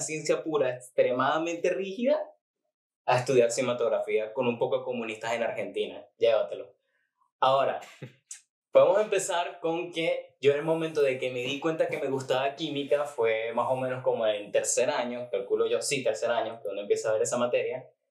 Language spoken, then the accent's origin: Spanish; Maracay, Aragua, Venezuela; yo tenía que viajar de Maracay a Valencia